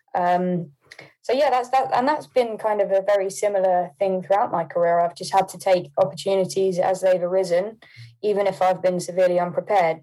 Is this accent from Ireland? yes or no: no; Poole, South West England, United Kingdom; also born or lived in Hampshire; I was born in Poole